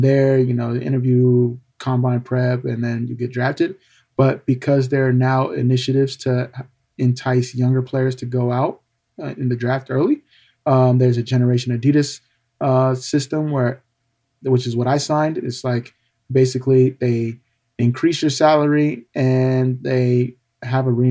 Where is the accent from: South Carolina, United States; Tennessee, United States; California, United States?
California, United States; growing up in California